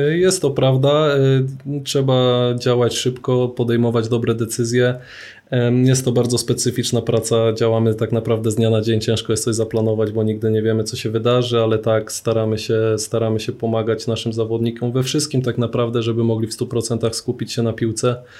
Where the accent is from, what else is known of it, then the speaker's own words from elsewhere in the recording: Poznań, Greater Poland, Poland; wychowałem się na Chrobrego, na Piątkowie w Poznaniu